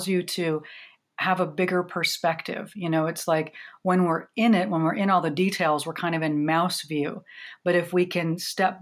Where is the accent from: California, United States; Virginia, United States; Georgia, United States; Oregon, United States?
Oregon, United States; I grew up in Oregon, came out in the 80s when, you know, I was the only lesbian at my high school